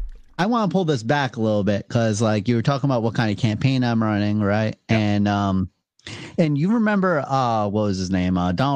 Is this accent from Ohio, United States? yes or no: no; Rhode Island, United States; because we're from Rhode Island, like Rhode Island's a pretty small place too.